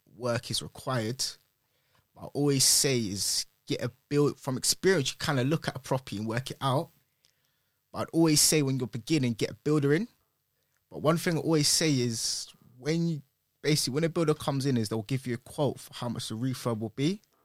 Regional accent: London, United Kingdom; originally I'm from Northwest

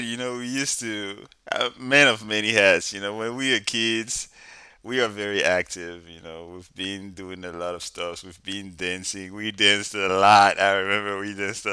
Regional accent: Benin; now in United States; I'm from West Africa, Benin.

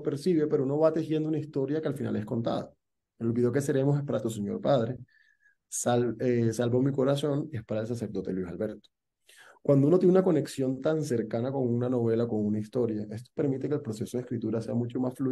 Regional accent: Costeño, Caribbean coast, Colombia; yo soy costeño.

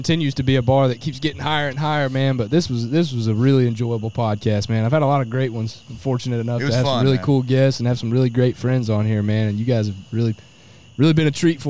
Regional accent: Texas, United States; being from little nowhere, Texas

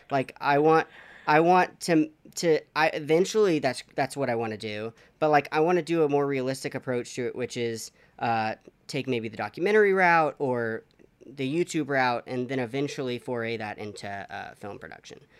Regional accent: College Station, Texas, United States; So I grew up in College Station, Texas

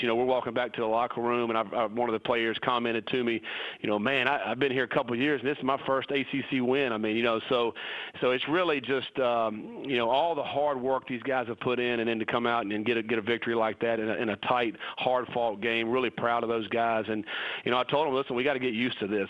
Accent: North Carolina, United States; moved away as an adult; that's my home state, and I, I love going back to North Carolina

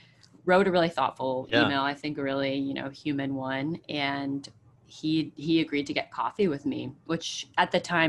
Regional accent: Bay Area, Silicon Valley, California, United States; I grew up in the Bay Area, I grew up in Silicon Valley

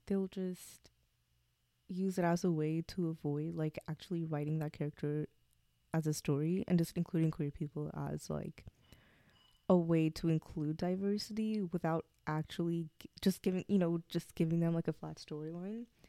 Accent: United States; I'm also American. Like, I grew up here.

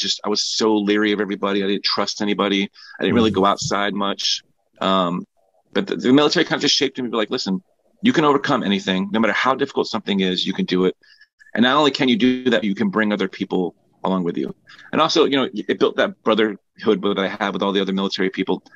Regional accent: Philadelphia, Pennsylvania, United States; I grew up in Strawberry Mansions, Philadelphia

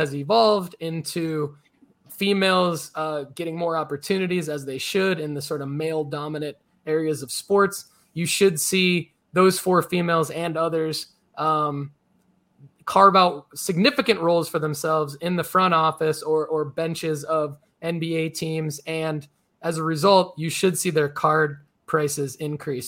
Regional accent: Detroit, Michigan, United States; I grew up in Detroit.

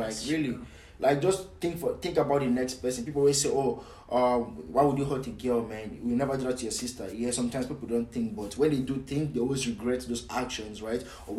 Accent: Nigeria; moved away; also born or lived in Canada; I'm a Nigerian Rasta

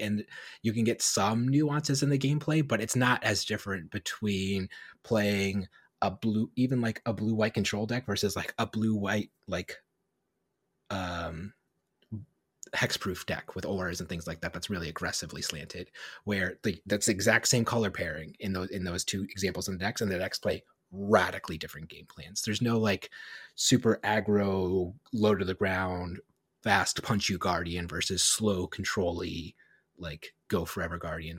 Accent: New York City, New York, United States; accent: Brooklyn; my Brooklyn accent

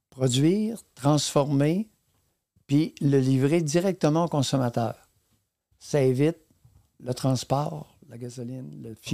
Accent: Quebec, Canada; born or raised there

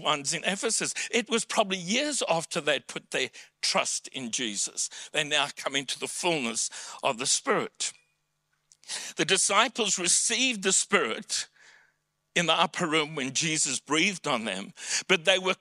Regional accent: South Africa; accent: South African; first language English; now in Australia; For me, my mother tongue is English with a South African accent.

